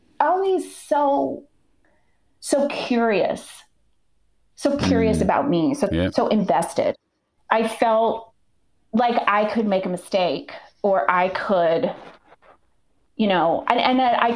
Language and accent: English; Ottumwa, Iowa, United States; moved away as an adult; also born or lived in Chicago; now in Minnesota, United States; Where I grew up in Iowa, I grew up in a town called Ottumwa, which was very class divided